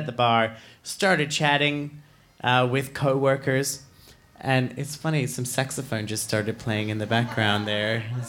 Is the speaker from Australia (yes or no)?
yes; Australia; I'm Australian. Someone said really. Yes, I am. I'm Australian, and I no longer know how to do an Australian accent.